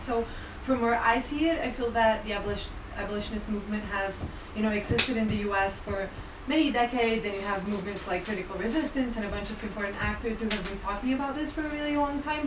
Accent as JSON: {"language": "English", "country": "Brazil", "said": "I'm from Brazil, I'm from an abolitionist collective in Brazil"}